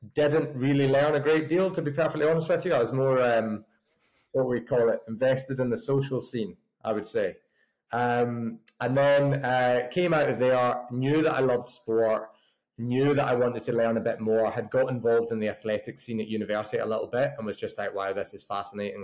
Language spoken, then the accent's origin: English; just outside of Glasgow, Scotland, United Kingdom; now in Bath, United Kingdom; originally from a little place just outside of Glasgow. So made the made the journey down south